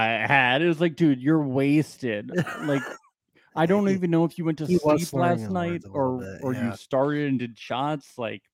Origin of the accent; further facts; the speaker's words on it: New Jersey, United States; I'm from New Jersey.